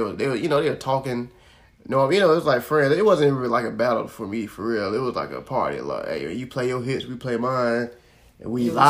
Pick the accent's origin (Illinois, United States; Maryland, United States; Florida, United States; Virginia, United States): Florida, United States; I'm from Florida.